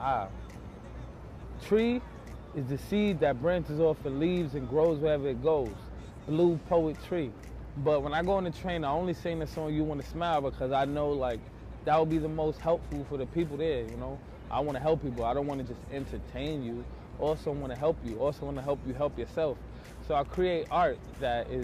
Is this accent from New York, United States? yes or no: yes; New York City, New York, United States; I grew up in Brownsville, New York, which is like an area of extreme poverty